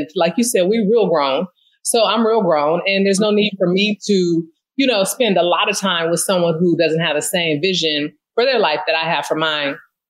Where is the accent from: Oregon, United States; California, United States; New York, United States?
California, United States; now in Philadelphia, United States; So I just was like, hey, I'm a girl from the Bay living in the city of brotherly love.